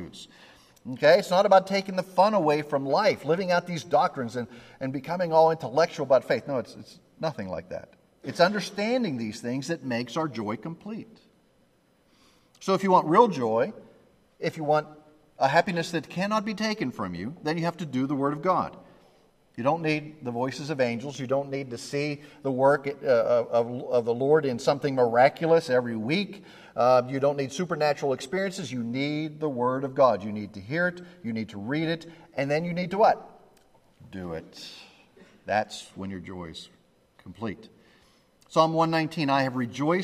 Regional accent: Pennsylvania, United States; I grew up in Pennsylvania

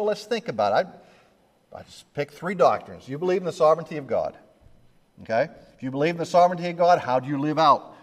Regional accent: Pennsylvania, United States; I grew up in Pennsylvania

